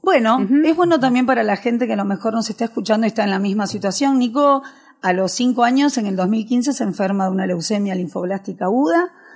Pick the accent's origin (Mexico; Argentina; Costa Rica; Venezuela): Argentina; also born or lived in Pontevedra, Spain; Yo vine a los 7 años de España aquí, a Argentina, hice toda mi primaria, terminé la secundaria